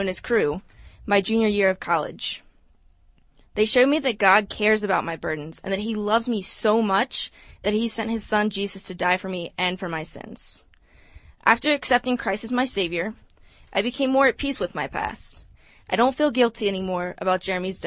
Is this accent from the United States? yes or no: yes; Maryland, United States; I'm here from Maryland